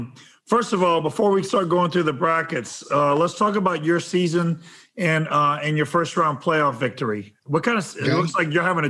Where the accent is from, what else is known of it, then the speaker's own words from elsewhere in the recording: New Iberia, Louisiana, United States; my hometown, Catholic New Iberia